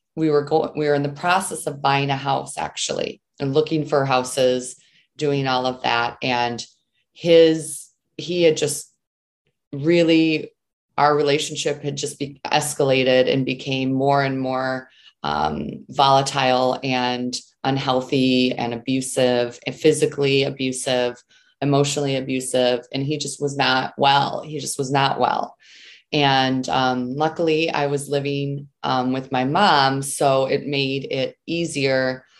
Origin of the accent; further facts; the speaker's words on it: Southeastern Michigan, United States; I grew up in Southeastern Michigan um, you know, lived with my family there, was raised there